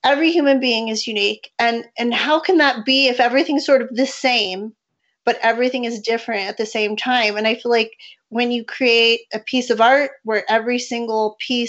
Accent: San Diego, California, United States; moved away as an adult; also born or lived in Albuquerque, New Mexico; now in Rio Rancho, United States; originally from San Diego, and I moved to New Mexico in 2003 to go to graduate school at the University of New Mexico

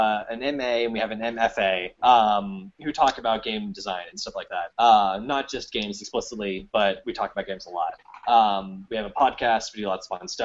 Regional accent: United States; I'm American

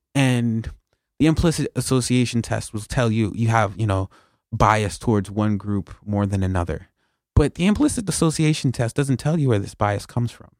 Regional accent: New York, United States; I'm born and raised in New York.

